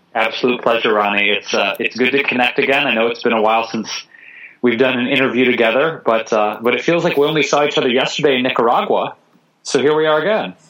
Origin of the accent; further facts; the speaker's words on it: Detroit, Michigan, United States; also born or lived in Chicago / New York City / Bay Area; now in Los Angeles, United States; I grew up in Detroit, Michigan